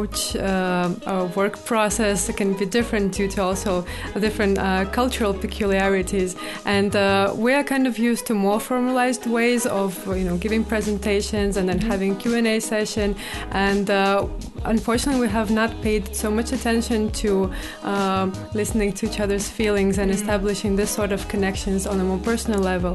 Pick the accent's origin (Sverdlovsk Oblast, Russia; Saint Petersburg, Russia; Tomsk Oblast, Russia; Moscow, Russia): Saint Petersburg, Russia; I am personally from St. Petersburg, and over there we coordinate the work of all those NGOs